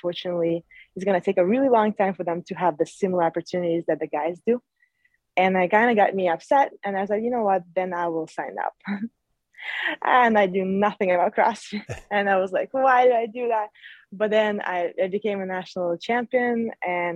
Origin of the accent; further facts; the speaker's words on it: Uzbekistan; moved away; I grew up in Uzbekistan